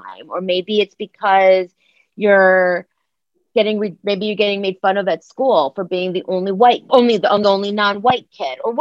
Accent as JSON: {"language": "English", "town": "Akron", "region": "Ohio", "country": "United States", "tie": "born or raised there", "also_born_or_lived": "Oak Park, Illinois", "moved": "yes", "said": "I grew up in Akron, Ohio"}